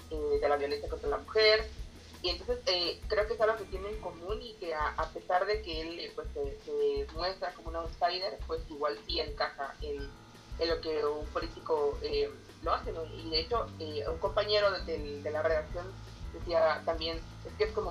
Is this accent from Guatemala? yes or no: yes; Oriente, Guatemala; que yo soy de Oriente y la gente de Oriente, pues no somos tan amables, somos más directos.